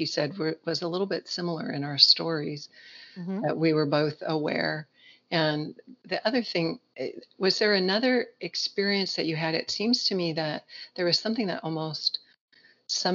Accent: Southern California, United States; I grew up in Southern California.

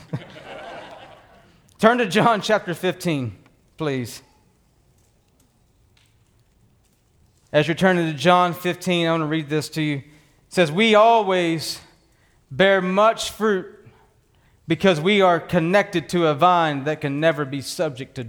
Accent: Texas, United States; Born and raised in Texas on a working ranch

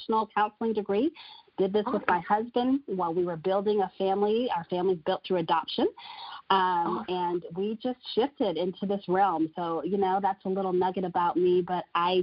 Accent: Texas, United States; also born or lived in Florida; I was born, of course, in Florida, but I grew up in Texas, so I call Texas my home

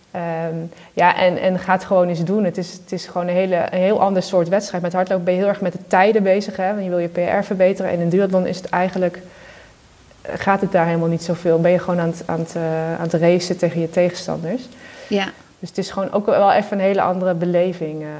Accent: Netherlands; Ja, Nederland, en we zijn Nederlander

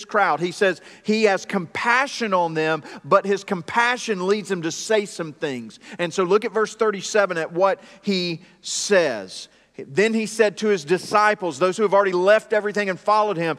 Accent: Greenville, South Carolina, United States; moved away as an adult; also born or lived in Buies Creek, North Carolina; now in North Carolina, United States; I grew up in South Carolina, but it was not around farms. It was in the suburbs of Greenville, South Carolina

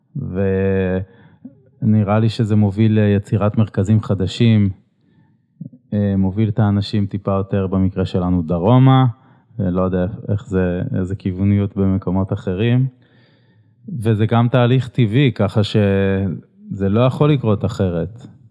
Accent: Israel; כי גדלתי בעיר הזאת

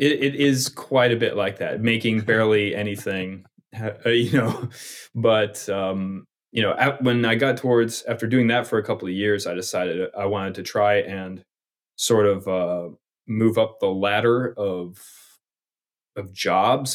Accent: Knoxville, Tennessee, United States; moved away; also born or lived in New Jersey; I grew up in Knoxville, Tennessee

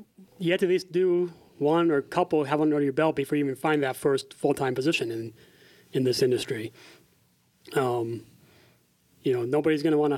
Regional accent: Iowa, United States; born or raised there

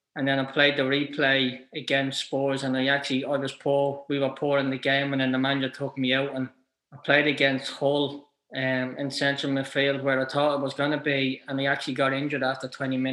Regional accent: Ireland; you're an Irish kid

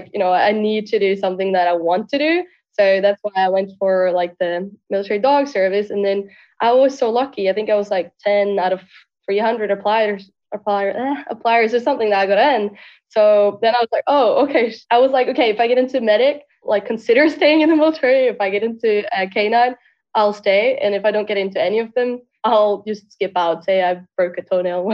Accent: Norway; moved away as an adult; now in Poland; I'm born and raised in Norway. Grew up in a town like 1.5 hours from Oslo.

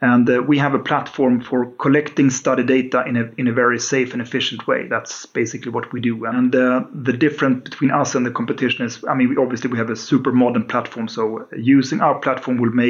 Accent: Uppsala, Uppsala County, Sweden; born and raised in Uppsala. I basically never left the town

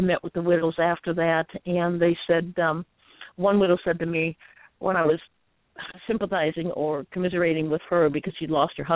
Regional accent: United States; me as an American

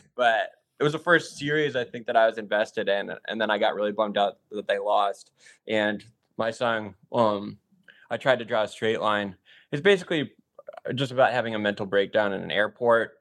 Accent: Chicago, Illinois, United States; also born or lived in Michigan; now in Los Angeles, United States; growing up in Chicago

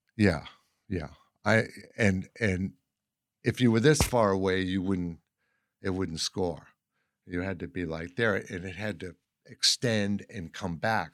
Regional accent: Boston, Massachusetts, United States; moved away as an adult; also born or lived in Cape Cod / Los Angeles; now in Eureka, United States; I'm from Boston, and, um, you know, from an Irish working class

